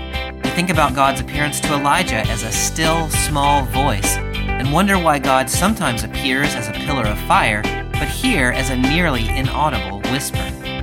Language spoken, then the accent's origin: English; Clemson, South Carolina, United States; I grew up in Clemson, South Carolina, home of the Tigers who were once mighty